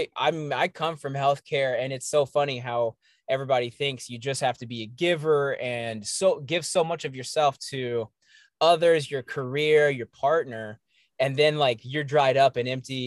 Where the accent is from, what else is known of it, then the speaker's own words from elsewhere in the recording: Johnson City, Tennessee, United States; moved away; I'm from the South. I'm from East Tennessee, Johnson City, Tennessee